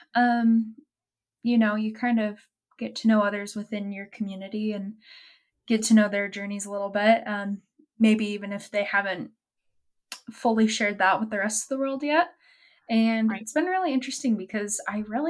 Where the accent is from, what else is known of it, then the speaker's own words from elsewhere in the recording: Highland, Utah, United States; now in Provo, United States; I grew up in Highland, Utah, so I moved a full half hour away